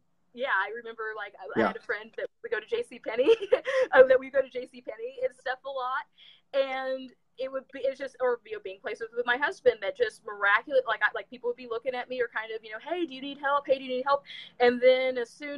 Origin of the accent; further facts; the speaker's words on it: Kansas City, United States; I'm from the Kansas City area